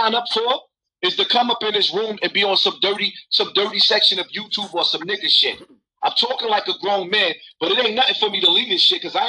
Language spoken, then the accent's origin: English; New York City, New York, United States; I come from Bronx River Projects, where it was piss and shit in the elevators in the staircases, where the crime rate is crazy.